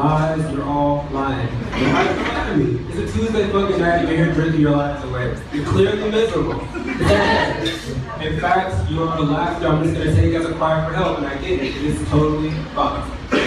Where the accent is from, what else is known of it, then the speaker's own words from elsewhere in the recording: Atlanta, Georgia, United States; I'm from the South, I'm from Atlanta.